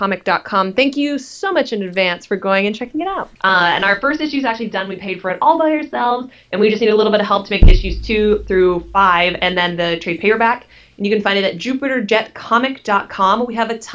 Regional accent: Canada; moved away as an adult; now in United States; I'm originally from Canada and I moved here to go to school

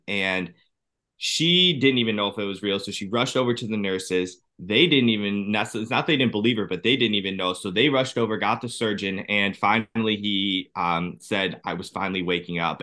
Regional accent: Cleveland, Ohio, United States; I'm from Cleveland, Ohio

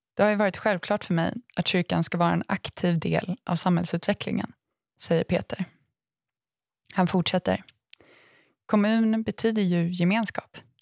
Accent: Aneby, Jönköping County, Sweden; min hemort Aneby

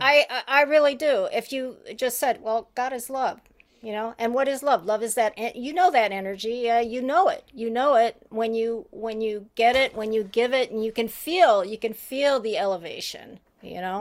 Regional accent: Haiti; I was brought up in Haiti

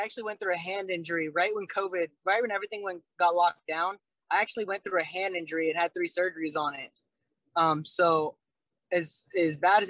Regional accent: Vancouver, Washington, United States; I'm from Vancouver, they're like, oh, Canada, right? And I'm like, no, I'm not

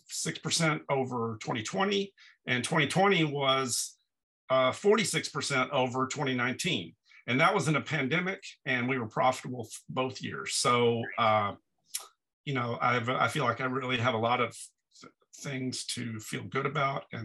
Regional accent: Dallas, Texas, United States; now in Brooklyn, United States; I'm from Texas originally

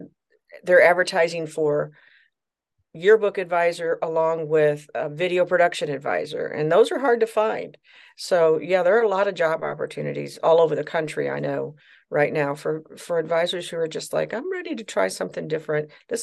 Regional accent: Troy, Missouri, United States; I'm actually from St. Louis, Missouri. Well, actually, a little town outside of St. Louis, Missouri, Troy, Missouri.

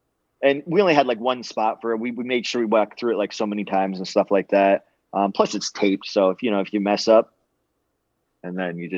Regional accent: Arizona, United States; We were the bad guys because I was from Arizona and they portrayed us as like Republicans or something.

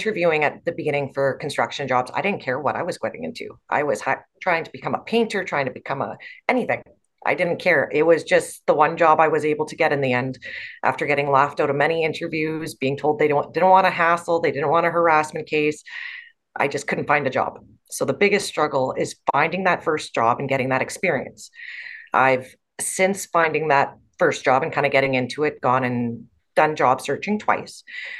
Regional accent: Canada; also born or lived in Botswana; when I was 11 years old to 14, I lived in Africa as a missionary child. So we grew up in Botswana. And then after growing up there, we came back to Canada to finish our schooling.

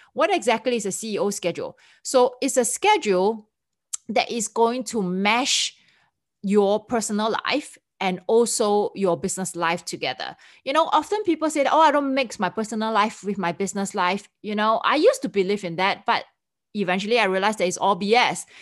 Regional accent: Singapore; accent: Singlish; me being a Singaporean, we have our own, uh, version of English that's called Singlish.

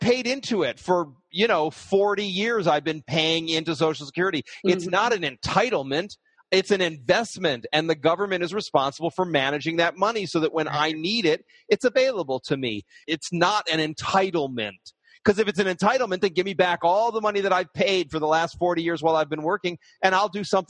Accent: Detroit, Michigan, United States; now in New York, United States; I grew up in Detroit

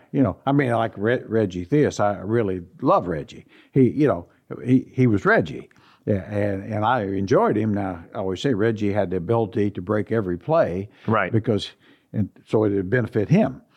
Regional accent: Indiana, United States; now in Sacramento, United States; growing up in Indiana

